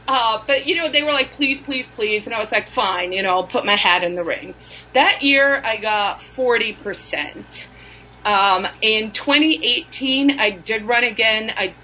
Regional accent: South Africa; And then there are some stories about just growing up in South Africa and how weird that was.

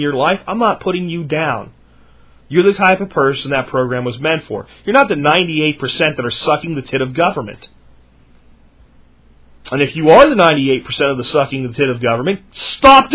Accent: United States; I'm an American

